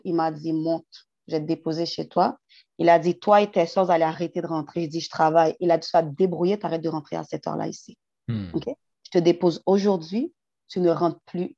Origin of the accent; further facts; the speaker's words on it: Haiti; je suis haïtienne first